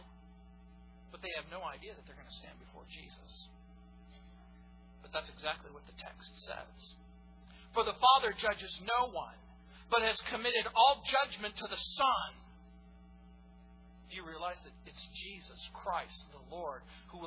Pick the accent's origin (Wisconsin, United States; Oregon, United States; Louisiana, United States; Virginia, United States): Louisiana, United States; New Orleans; moved away; I was born in New Orleans, Louisiana.